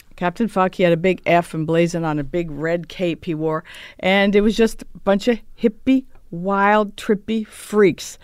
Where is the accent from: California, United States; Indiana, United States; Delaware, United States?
California, United States; Los Angeles; I was raised in Reseda